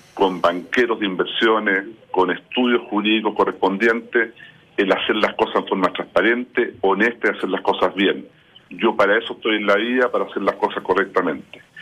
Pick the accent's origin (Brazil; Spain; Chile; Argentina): Chile